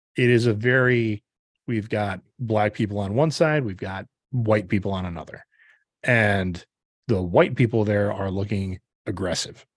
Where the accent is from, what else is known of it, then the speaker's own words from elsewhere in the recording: Upper Midwest, United States; middle-aged, upper Midwestern, born and raised white